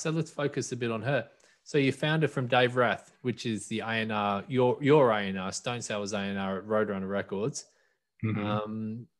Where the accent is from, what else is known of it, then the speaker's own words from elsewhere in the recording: Australia; that was a band I grew up with, being Australian.